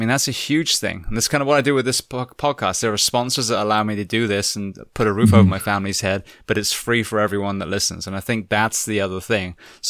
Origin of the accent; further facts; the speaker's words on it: England, United Kingdom; moved away as an adult; also born or lived in Japan; now in Ocala, United States; I'm actually from England.